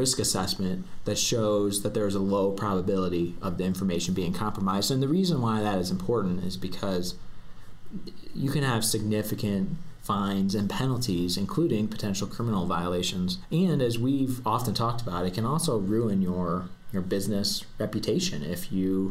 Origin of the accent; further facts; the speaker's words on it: St. Louis, Missouri, United States; moved away as an adult; now in Denver, United States; I'm originally from St. Louis, Missouri, and I moved out here to attend the University of Denver Sturm College of Law.